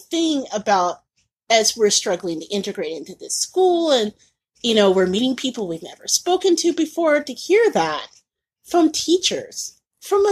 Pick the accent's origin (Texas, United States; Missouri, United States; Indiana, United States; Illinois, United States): Indiana, United States; Indianapolis; moved away as an adult; also born or lived in Mississippi / Tampa; having grown up and being born and raised in Indiana